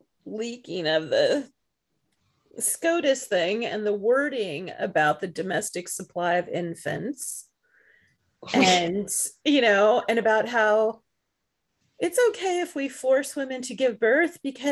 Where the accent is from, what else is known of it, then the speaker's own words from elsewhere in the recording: England, United Kingdom; born there; now in United States; It's like, I was born in England. I mean, what's this all about? How am I even a resident in this country?